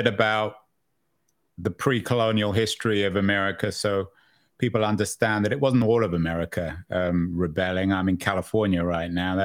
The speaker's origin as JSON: {"language": "English", "region": "England", "country": "United Kingdom", "said": "I'm English"}